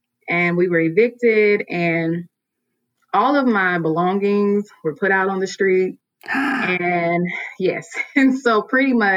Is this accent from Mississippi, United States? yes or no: yes; Mississippi, United States; moved away as an adult; now in Atlanta, United States; I'm originally from Mississippi. And so I moved to Atlanta about 7 years ago.